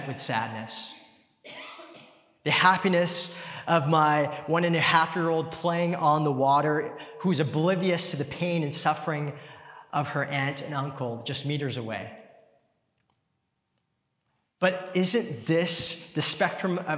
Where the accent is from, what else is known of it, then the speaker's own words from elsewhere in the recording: Richmond, British Columbia, Canada; growing up in Richmond